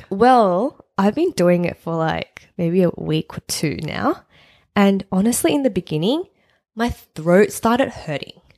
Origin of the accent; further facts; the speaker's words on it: Sydney, New South Wales, Australia; We've been living here for 30 years